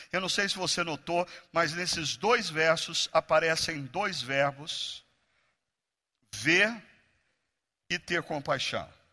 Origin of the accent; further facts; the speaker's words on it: Brazil; nós brasileiros